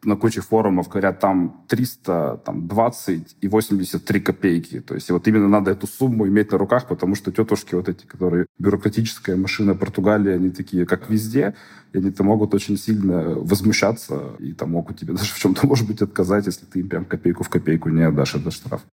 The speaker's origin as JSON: {"language": "Russian", "country": "Russia", "moved": "as an adult", "lives_now": "Lisbon, Portugal", "said": "я из России"}